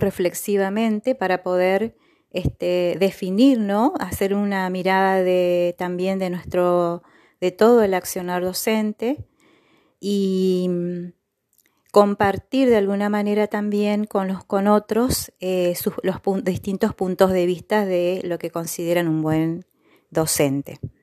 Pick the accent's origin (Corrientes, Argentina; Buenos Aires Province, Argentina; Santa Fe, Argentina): Corrientes, Argentina; Gobernador Virasoro; soy de Gobernador Virasoro, Corrientes